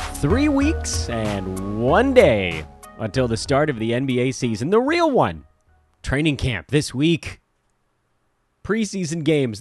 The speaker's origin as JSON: {"language": "English", "town": "Los Angeles", "region": "California", "country": "United States", "said": "am an Angelino"}